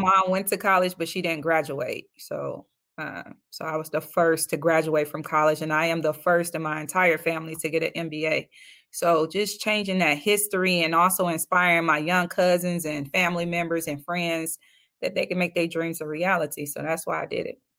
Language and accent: English; Detroit, Michigan, United States; I'm from Detroit